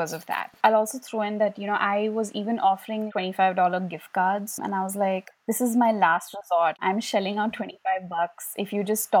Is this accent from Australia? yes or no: no; India; also born or lived in New York City, United States; we as Indian kids